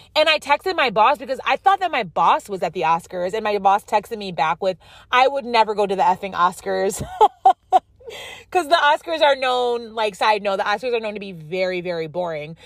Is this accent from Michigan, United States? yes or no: no; upstate New York, United States; also born or lived in San Diego; now in Los Angeles, United States; my hometown of upstate New York